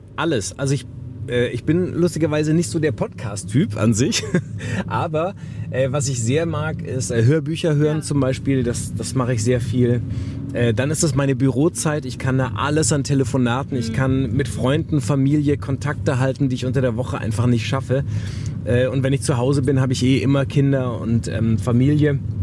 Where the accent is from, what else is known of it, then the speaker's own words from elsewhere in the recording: Wuppertal, North Rhine-Westphalia, Germany; also born or lived in Harburg, Hamburg; now in Hamburg, Germany; ich bin auch in Wuppertal groß geworden